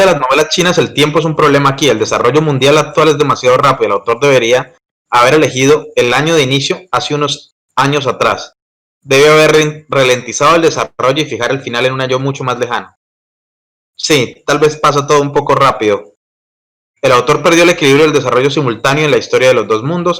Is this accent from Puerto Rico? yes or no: no; Colombia; mi país, que es Colombia